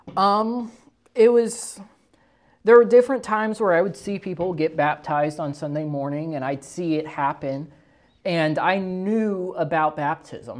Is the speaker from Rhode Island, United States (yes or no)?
no; Moberly, Missouri, United States; I was born and raised in Moberly, Missouri